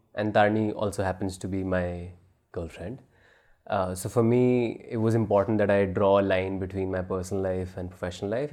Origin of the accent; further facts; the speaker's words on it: New Delhi, Delhi, India; also born or lived in New Zealand; I'm from Rajouri Garden